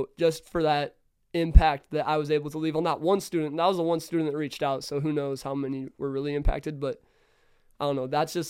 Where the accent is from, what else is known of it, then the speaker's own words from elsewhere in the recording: Kansas City, United States; I'm from Kansas City.